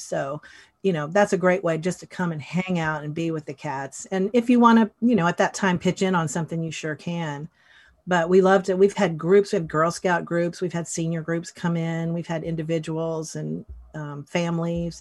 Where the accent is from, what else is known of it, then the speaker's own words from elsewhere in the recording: Western North Carolina, United States; moved away as an adult; I grew up in, um, Western North Carolina in the mountains in a small town that's almost in Tennessee